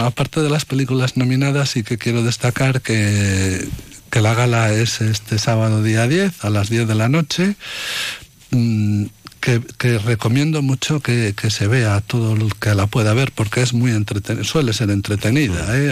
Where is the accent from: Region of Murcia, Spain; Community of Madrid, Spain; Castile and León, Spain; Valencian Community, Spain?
Castile and León, Spain; Valladolid; en mi tierra, en Valladolid